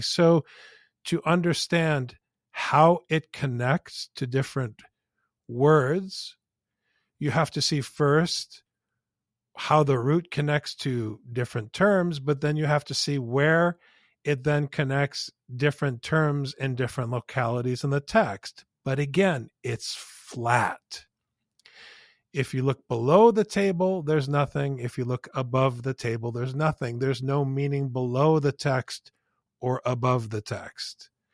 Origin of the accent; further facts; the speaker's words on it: United States; as American boys